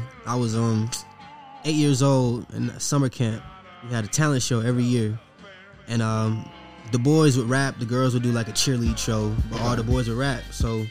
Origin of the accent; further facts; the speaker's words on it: Detroit, Michigan, United States; also born or lived in Las Vegas; now in Atlanta, United States; I'm from Detroit, and that's where it started.